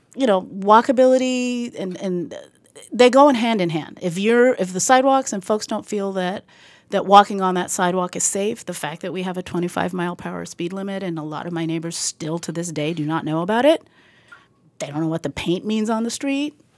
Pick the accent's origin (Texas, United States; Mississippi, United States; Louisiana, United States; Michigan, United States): Texas, United States; El Paso; moved away as an adult; also born or lived in New York City; now in Boston, United States; I am from El Paso, Texas